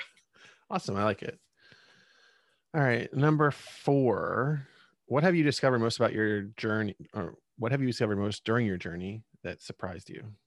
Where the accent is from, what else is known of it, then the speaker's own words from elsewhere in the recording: Reading, Pennsylvania, United States; … is from my hometown